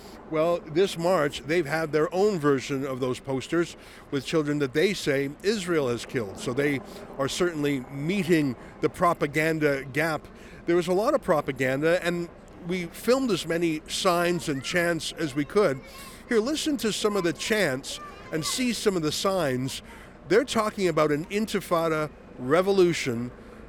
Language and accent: English; Canada; We're from Canada.